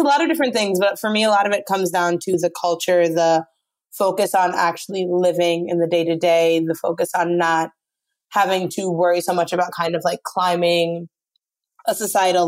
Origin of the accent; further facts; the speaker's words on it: Brooklyn / upstate New York, United States; moved away as an adult; now in Jávea, Spain; I'm originally from Brooklyn. And then I moved to a small town upstate New York when I was in about fifth grade.